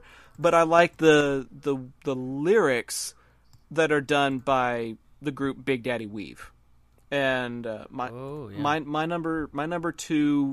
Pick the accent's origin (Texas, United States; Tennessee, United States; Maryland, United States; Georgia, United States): Texas, United States; Arlington; I grew up in Arlington, Texas